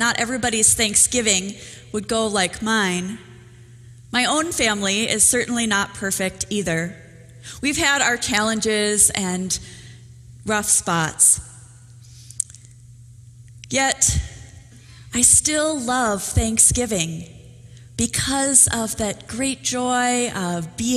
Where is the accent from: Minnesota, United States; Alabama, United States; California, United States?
Minnesota, United States; I come from Minnesota